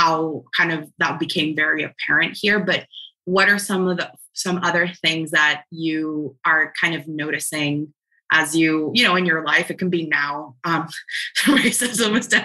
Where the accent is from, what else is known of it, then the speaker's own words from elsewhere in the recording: Dominican Republic; now in United States; I'm from the Dominican Republic myself